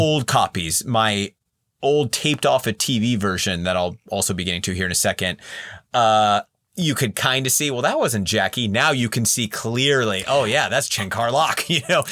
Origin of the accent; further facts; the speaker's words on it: Central Valley, California, United States; I was born and raised in the Central Valley, California